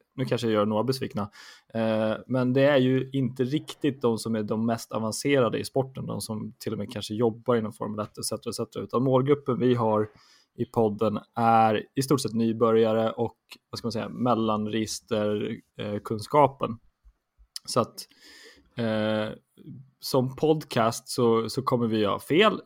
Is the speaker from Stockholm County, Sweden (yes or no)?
yes; Stockholm, Stockholm County, Sweden; har vuxit upp i Stockholm, huvudstaden, på gott och ont. från Södermalm